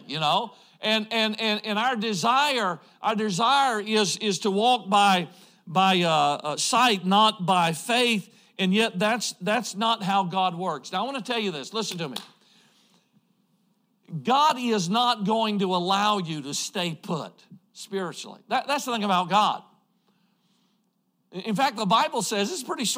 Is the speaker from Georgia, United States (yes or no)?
yes; Georgia, United States; moved away as an adult; now in Idaho, United States; I grew up in Georgia. I'm a Georgia boy